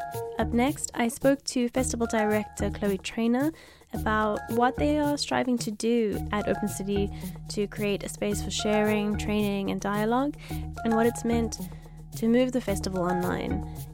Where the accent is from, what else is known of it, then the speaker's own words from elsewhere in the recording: South Africa; I mean, I see it differently as a South African, you know, there's all sorts of.